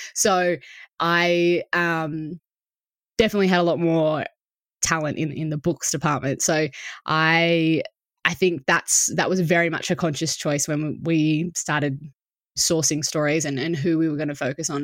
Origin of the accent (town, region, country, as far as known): Australia